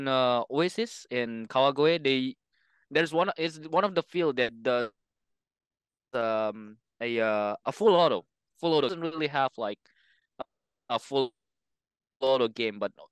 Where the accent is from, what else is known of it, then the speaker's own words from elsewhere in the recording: Indonesia; English is a second language; now in Japan; Like, I don't know about Europe, but in Asia, like in Indonesia, in my hometown, it's kind of the same thing